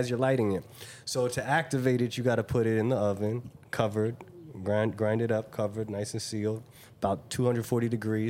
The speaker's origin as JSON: {"language": "English", "region": "Hawaii", "country": "United States", "tie": "born or raised there", "moved": "yes", "said": "Right, I was raised in Hawaii."}